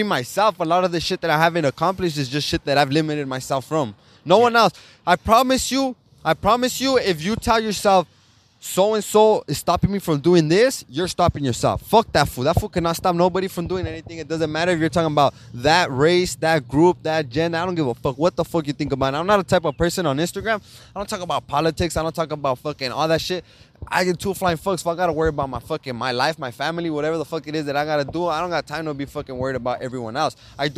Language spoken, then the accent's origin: English; Los Angeles, California, United States; I live in East LA, more on the other side. On the other side of East LA, closer to fucking to the Calvary Cemetery. I live down the street from the cemetery. So fucking, I mean, right there, the sign says East Los Angeles. That's where I'm from